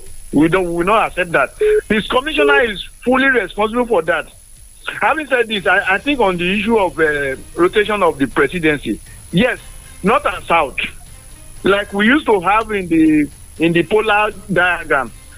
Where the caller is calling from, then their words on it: Songo, Nigeria; I'm calling from Songo.